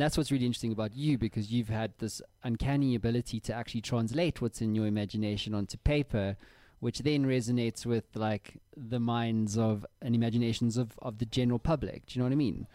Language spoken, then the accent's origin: English; Cape Town, Western Cape, South Africa; moved away; we're both from Cape Town